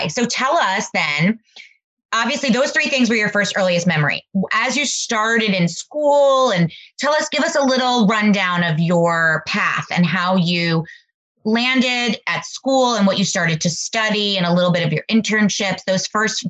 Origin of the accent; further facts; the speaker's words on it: New Jersey, United States; moved away as an adult; now in Fair Haven, United States; we didn't have a lot of carnivals growing up in North Jersey